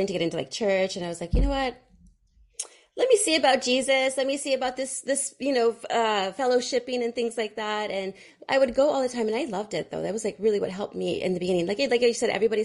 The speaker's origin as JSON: {"language": "English", "town": "Fremont", "region": "California", "country": "United States", "tie": "born or raised there", "said": "I grew up in Fremont, California, and there's a lot of Indians"}